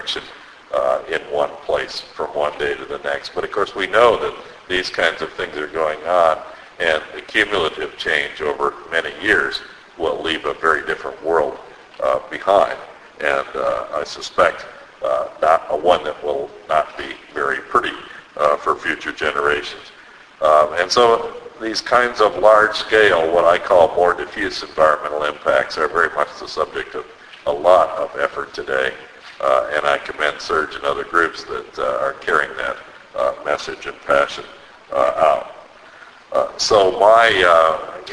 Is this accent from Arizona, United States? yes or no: no; Cleveland, Ohio, United States; I come from Cleveland, the Cuyahoga River in my hometown of Cleveland had caught on fire